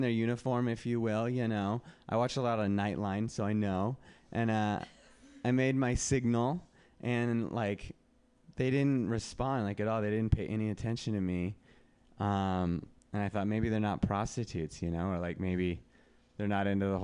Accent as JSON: {"language": "English", "town": "Reno", "region": "Nevada", "country": "United States", "moved": "yes", "said": "I'm from Reno."}